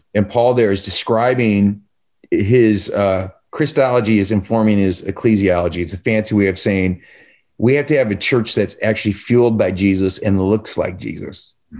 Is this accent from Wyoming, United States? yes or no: no; Chicago, Illinois, United States; I'm from Chicago.